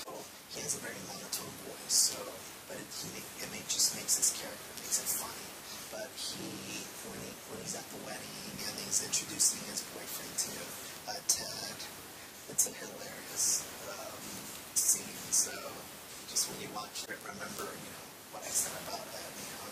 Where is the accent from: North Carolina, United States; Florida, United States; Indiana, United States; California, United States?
California, United States; moved away; also born or lived in Salt Lake City, Utah; I'm originally from California